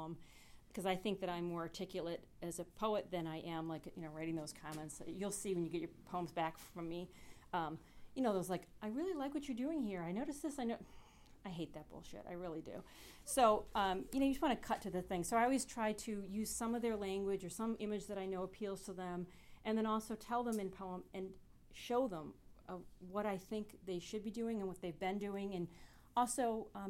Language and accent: English; Michigan, United States; now in Morgantown, United States; I'm from Michigan